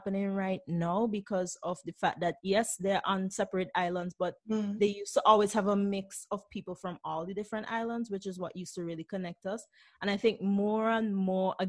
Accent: St. Vincent & Grenadines; moved away as an adult; now in Brussels, Belgium; There were things that I grew up with in St. Vincent

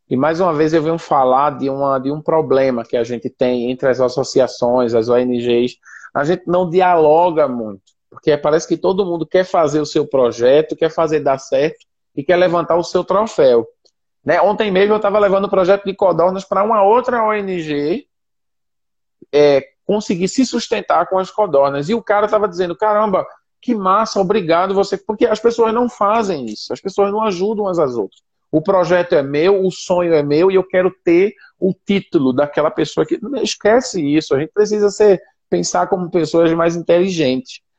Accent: Senegal; born there; Eu nasci aqui no Senegal.

